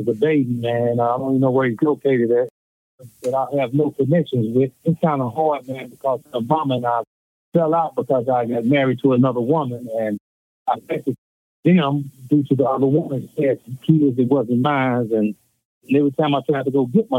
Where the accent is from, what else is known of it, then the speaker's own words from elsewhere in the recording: Chicago, Illinois, United States; also born or lived in Forest City, Arkansas; I grew up in Chicago, Illinois. I was born in Forest City, Arkansas